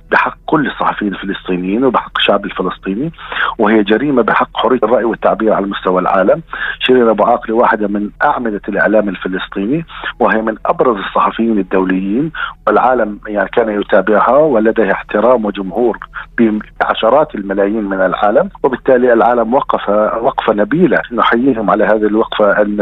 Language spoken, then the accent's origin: Arabic; Palestine; هذا حق وواجب حقنا كفلسطينيين أن يحاكم قتلتنا